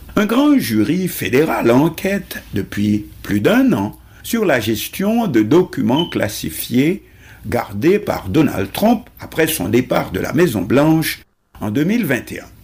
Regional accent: Haiti; chez nous en Haïti

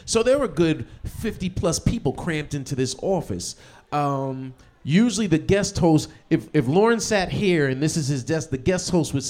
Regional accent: New York, United States; I'm from New York

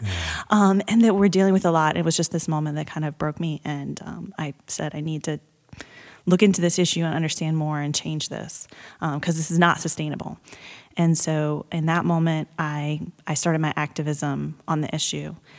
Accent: Blacksburg, Virginia, United States; I grew up in Blacksburg, Virginia, as did my husband

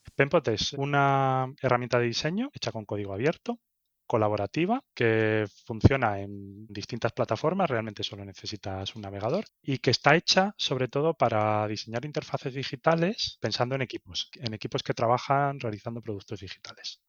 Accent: Seville, Andalusia, Spain; moved away as an adult; also born or lived in Barcelona / Berlin / Madrid; Nací en Sevilla, en España, y bueno, estudié allí

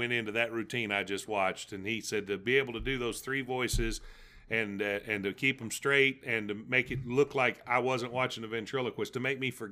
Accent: Tennessee, United States; I'm from Tennessee.

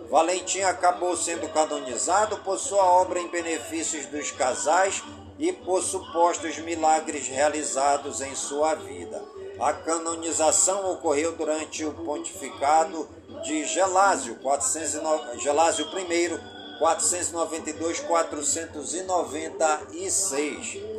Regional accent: Careiro da Várzea, Amazonas, Brazil; now in Manaus, Brazil; em todas as comunidades do Careiro da Vaz e minha cidade natal

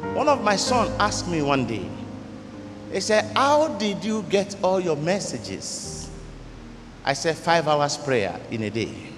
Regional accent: Ghana; I am from the Yoruba tribe even though I'm a Ghanaian

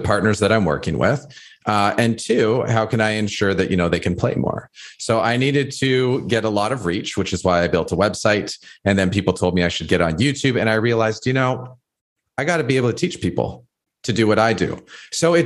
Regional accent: Toronto, Ontario, Canada; I grew up in High Park. That's where I was born and raised.

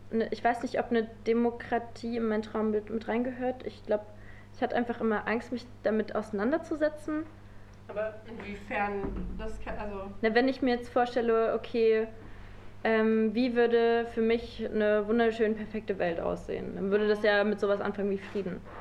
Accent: Halle, Saxony-Anhalt, Germany; Ich könnte irgendwie einfacher sagen, ich komme aus Halle oder ich bin Hallenserin

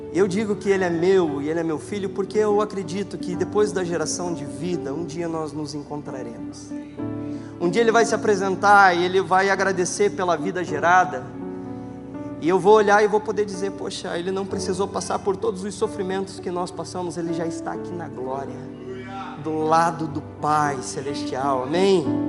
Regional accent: Campo Largo, Paraná, Brazil; Sou de Campo Largo, aquela mega cidade

